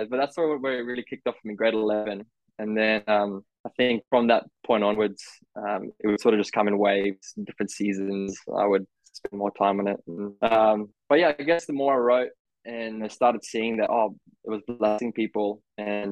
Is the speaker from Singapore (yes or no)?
no; Australia; also born or lived in South Africa; Was born in South Africa, moved in when I was 9, living in Australia since then